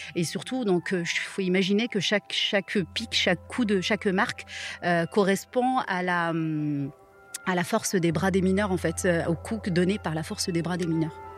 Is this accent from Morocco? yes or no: yes; Marrakech, Marrakesh-Safi, Morocco; moved away as an adult; now in Vaucluse, France; Ça fait 7 ans maintenant que je suis en France. Je viens de Marrakech